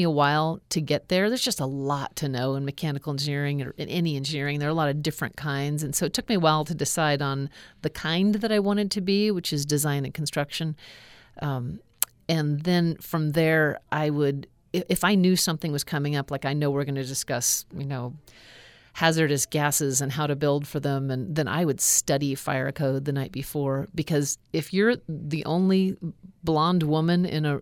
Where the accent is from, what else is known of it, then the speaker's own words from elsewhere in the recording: Alaska, United States; growing up in Alaska